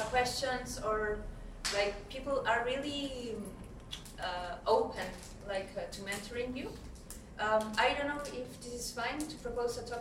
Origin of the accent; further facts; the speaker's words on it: Santiago, Santiago Metropolitan Region, Chile; I'm from Santiago, Chile.